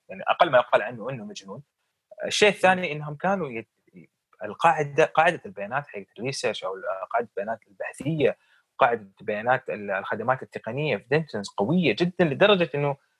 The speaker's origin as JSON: {"language": "Arabic", "country": "Saudi Arabia"}